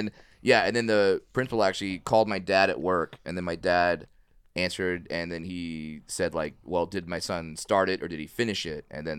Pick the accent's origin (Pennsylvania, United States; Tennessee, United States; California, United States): California, United States; Orange County; I grew up in Orange County